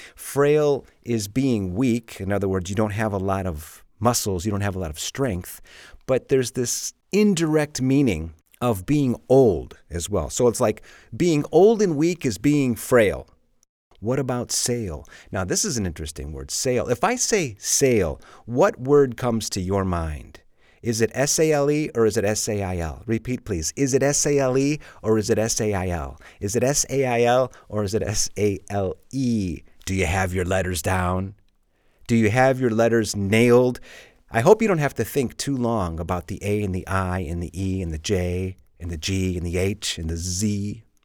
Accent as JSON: {"language": "English", "town": "Chicago", "region": "Illinois", "country": "United States", "tie": "born or raised there", "moved": "as an adult", "lives_now": "Madrid, Spain", "said": "I'm from Chicago, and when I was a kid, it would hail all the time"}